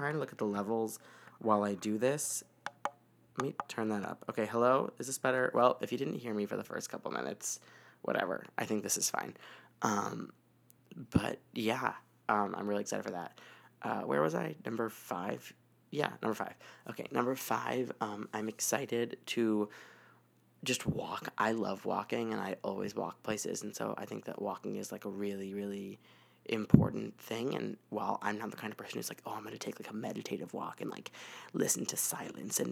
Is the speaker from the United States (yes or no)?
yes; United States; my experience as American